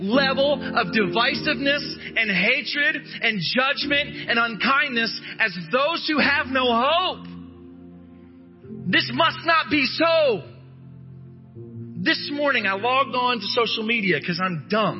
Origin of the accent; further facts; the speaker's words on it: United States; I'm an American